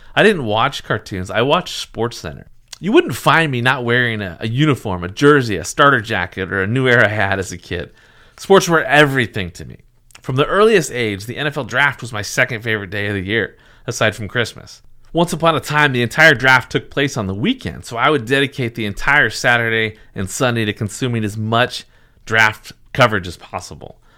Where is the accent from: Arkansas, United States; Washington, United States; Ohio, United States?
Washington, United States; Seattle; I was a Seattle sports fan, I, I, growing up in the area